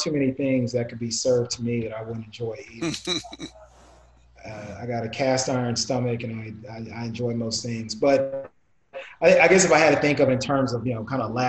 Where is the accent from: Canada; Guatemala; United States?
Canada; Toronto, Ontario; I'm born in Toronto. I was born in Toronto, so fellow T-Dot